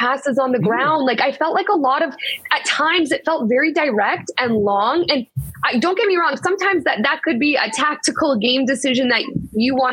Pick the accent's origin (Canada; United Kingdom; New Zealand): Canada; I'm Canadian. I played for the Canadian team